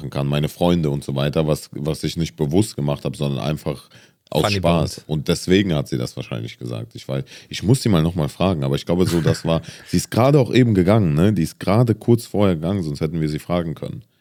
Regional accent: Germany; aber für mich ist schon Deutschland mein, mein mm, Heimatland oder meine Heimat.

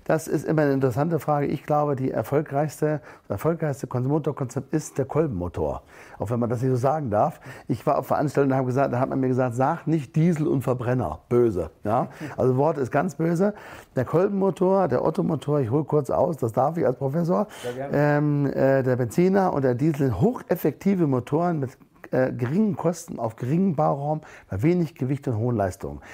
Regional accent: Germany; Wir sind als Deutsche

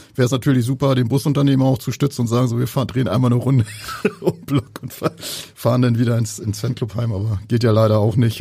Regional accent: Soltau, Lower Saxony, Germany; selbstständiger Elektromeister aus Soldau. Ist auch mein Geburtsort.

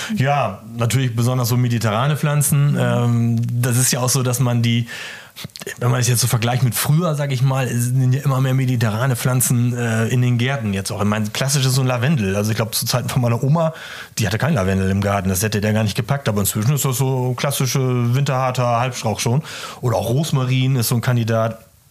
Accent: East Frisia, Lower Saxony, Germany; ich komme ja aus Ostfriesland

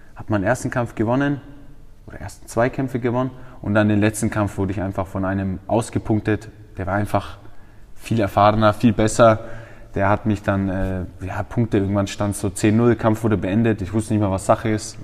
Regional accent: Feucht, Bavaria, Germany; ich bin in Feucht aufgewachsen

